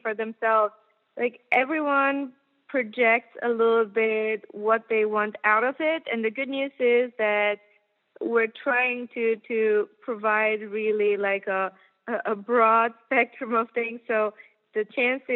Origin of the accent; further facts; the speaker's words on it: Germany; moved away; I'm from Germany originally